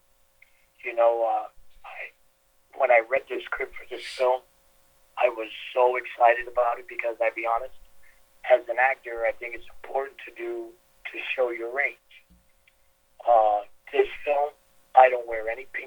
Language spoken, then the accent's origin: English; New York City, New York, United States; the neighborhoods that I grew up in Queens